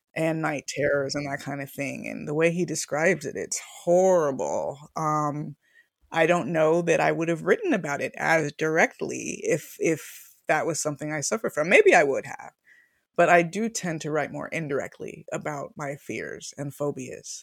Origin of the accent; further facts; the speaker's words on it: Miami, Florida, United States; moved away as an adult; also born or lived in Longview, Washington; I was from Miami, which is a very cosmopolitan and lively city